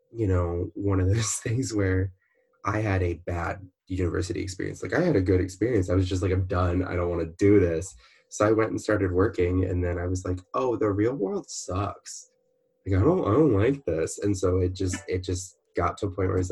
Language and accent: English; Baltimore, Maryland, United States; also born or lived in Orlando, Florida; now in California, United States; I'm originally from Baltimore, Maryland, which is right by Washington, D.C.